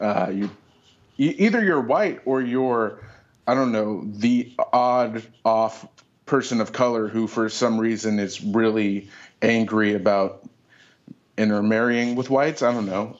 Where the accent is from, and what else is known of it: Oakland, California, United States; born or raised there